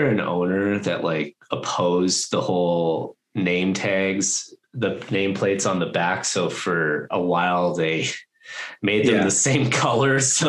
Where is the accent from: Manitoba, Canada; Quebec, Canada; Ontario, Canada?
Ontario, Canada; Toronto; born there; I was born in Toronto and I'm going to be 35 this year.